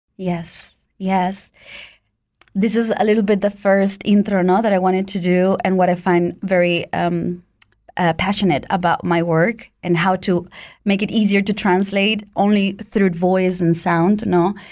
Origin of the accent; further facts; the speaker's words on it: Mexico; moved away as an adult; also born or lived in Italy; now in Switzerland; I was born in Mexico